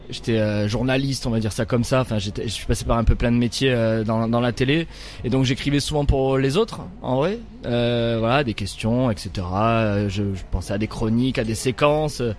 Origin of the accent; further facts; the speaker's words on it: Milhaud, Occitania, France; moi je suis un, petit gars de la banlieue de Nîmes. Voilà, je suis né à la j'ai grandi à Millau dans le Gard. C'est un petit, un petit village de banlieue